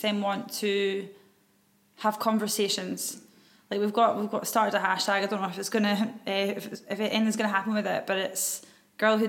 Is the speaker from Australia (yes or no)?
no; Scotland, United Kingdom; As Scottish women.